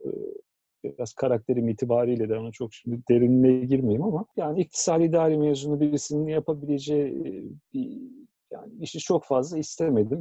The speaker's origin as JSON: {"language": "Turkish", "region": "Ankara", "country": "Turkey", "tie": "born or raised there", "said": "75 e, Ankara doğumluyum."}